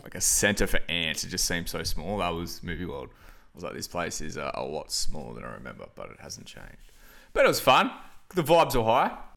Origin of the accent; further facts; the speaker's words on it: Byron Bay, New South Wales, Australia; now in Wollongong, Australia; it's the homeland